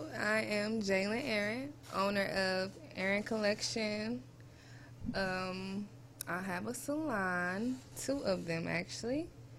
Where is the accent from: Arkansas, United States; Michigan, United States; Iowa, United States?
Michigan, United States; Detroit; also born or lived in Atlanta, Georgia; Right on the east side. Where I grew up.